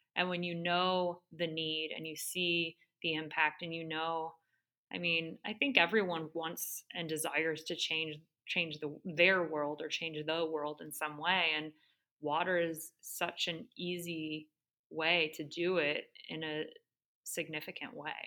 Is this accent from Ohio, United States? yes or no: yes; Great Lakes, Ohio, United States; also born or lived in Australia; born and raised on the Great Lakes